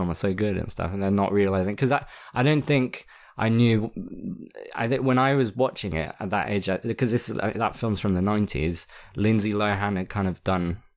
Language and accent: English; France; English is a second language; because I grew up in France, so my English wasn't like my English was fluent, but like in terms of accents and stuff